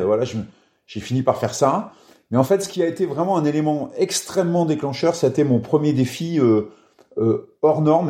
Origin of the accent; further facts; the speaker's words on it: Orne, Normandy, France; also born or lived in Cambremer; je suis né dans l'Orne, dans un tout petit village.